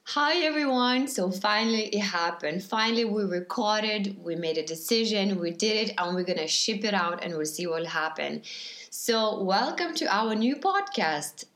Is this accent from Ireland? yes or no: no; Lithuania; English is a second language; now in Germany; I am from Lithuania, living in Germany